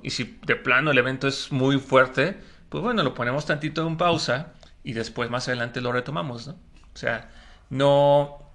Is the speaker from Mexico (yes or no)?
yes; Mexico